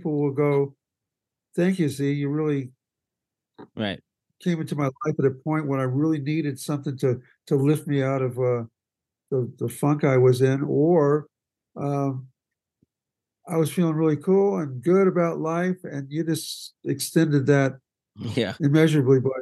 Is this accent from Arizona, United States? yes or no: no; California, United States; also born or lived in Waco, Texas; a kid from California who was a surfer